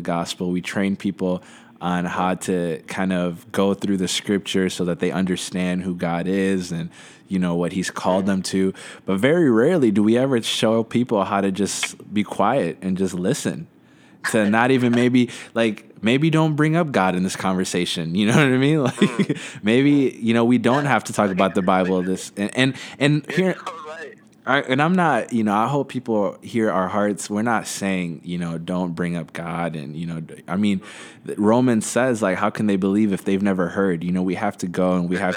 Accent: Midwest, United States; we're both Abishan. We grew up in the Midwest.

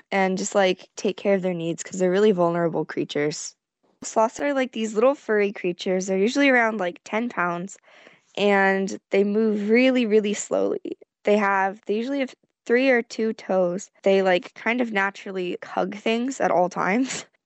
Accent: San Jose, California, United States; I'm a freshman in high school and I'm 15 years old. I'm from San Jose, California, and I'm going to Costa Rica to stay in the sloth sanctuary with my family.

